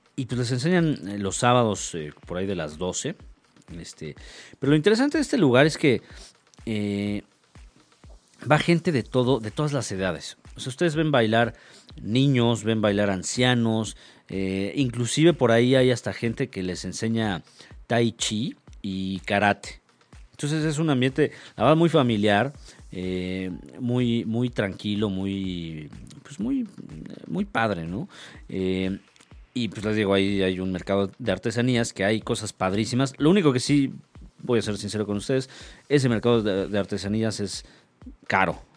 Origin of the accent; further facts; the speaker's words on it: Mexico; que somos los mexicanos